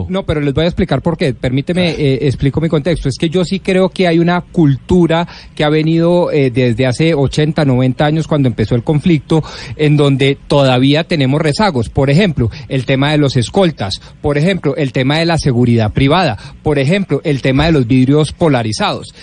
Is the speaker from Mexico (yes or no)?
no; Colombia; Nosotros como colombianos